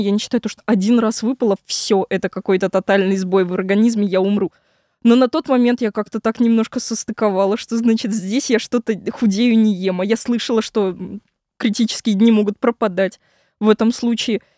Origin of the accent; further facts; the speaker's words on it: Moscow, Russia; я вообще родилась в Москве, часть жизни прожила в Москве, потом жила в Подмосковье. И вот как раз на 11 класс я снова вернулась в Москву